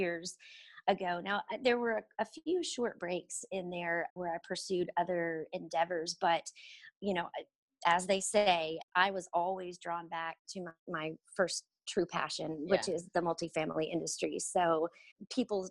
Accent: Houston, Texas, United States; moved away as an adult; now in Dallas, United States; I am actually originally from Houston, Texas. That's where I was born and raised.

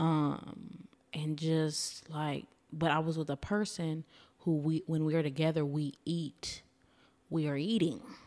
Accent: Louisiana, United States; now in Austin, United States; I'm originally from Louisiana, so we were, you know, pouring crawfish on the tables

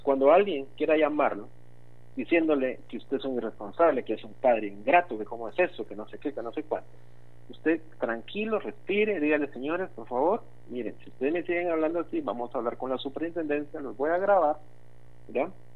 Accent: Guatemala; una de nuestras raíces es la amabilidad como guatemaltecos

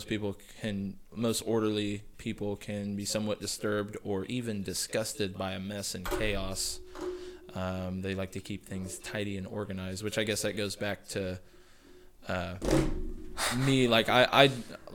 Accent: United States; I'm an American, born and raised

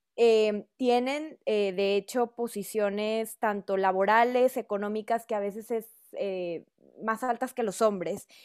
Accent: Torreón, Coahuila, Mexico; now in Mexico City, Mexico; soy de Torreón, Coahuila, vivo en la Ciudad de México desde hace muchos años

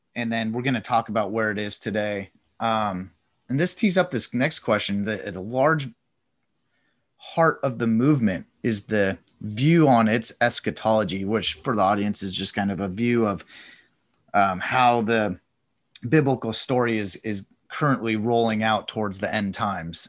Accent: Coeur d'Alene, Idaho, United States; also born or lived in Moscow, Idaho; I grew up in Coeur d'Alene

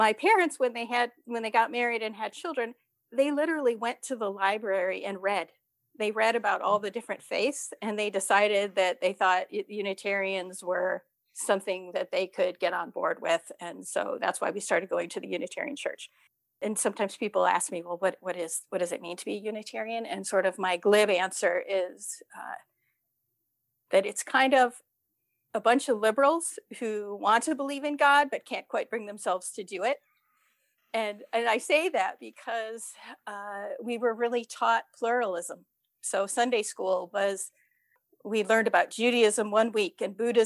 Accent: outside of Cleveland, Ohio, United States; growing up outside of Cleveland

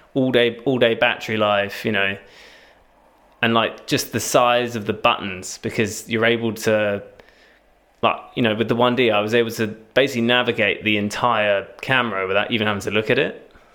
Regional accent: Cambridge, East of England, United Kingdom; now in Southampton, United Kingdom; I'm originally from Cambridge

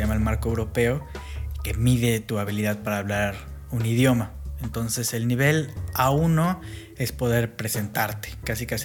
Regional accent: Mexico City, Mexico; accent: chilango; first language English/Spanish; Eh, acento, chilango.

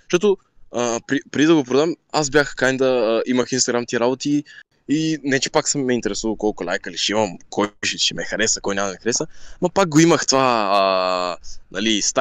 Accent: Bulgaria; also born or lived in Turkey; живял, живял съм в Турция, но съм роден тук. Роден съм тук в България.

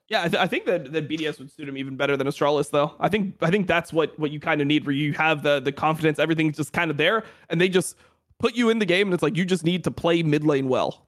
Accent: Florida, United States; I'm, I'm from Florida

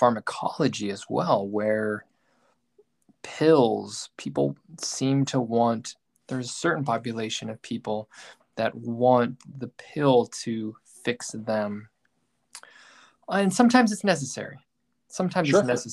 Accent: Pacific Northwest, United States; I'm from the Pacific Northwest

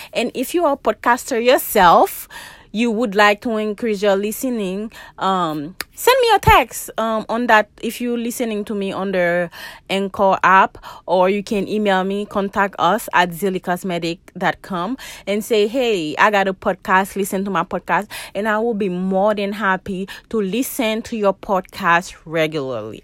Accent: Haiti; now in United States; I'm from Haiti

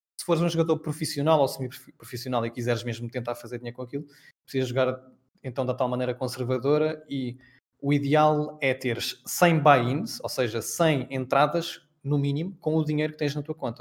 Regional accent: Peniche, Centro, Portugal; moved away as an adult; also born or lived in Belgium / Poland; Eu sou de Peniche

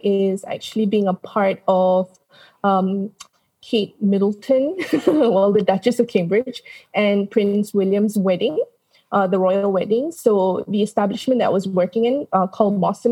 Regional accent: Kuala Lumpur, Malaysia; also born or lived in London; So obviously I grew up in Malaysia. I went to school and did my primary, secondary education here, even went to college here.

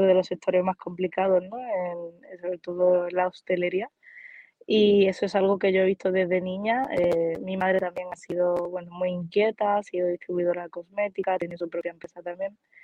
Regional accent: Málaga, Andalusia, Spain; soy más malagueña que un experto de sardinas

